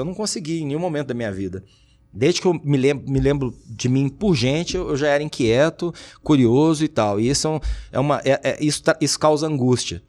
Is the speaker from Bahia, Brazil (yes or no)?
no; Uberlândia, Minas Gerais, Brazil; also born or lived in Duque de Caxias, Rio de Janeiro; Eu falo que eu sou mineiro